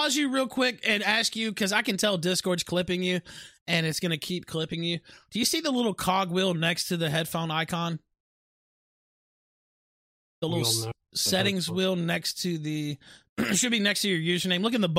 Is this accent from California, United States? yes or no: no; West Memphis, Arkansas, United States; I am from West Memphis, and actually was born in Memphis, lived across the river there in West Memphis for the first 20 years of my life. You know, that's where I'm from.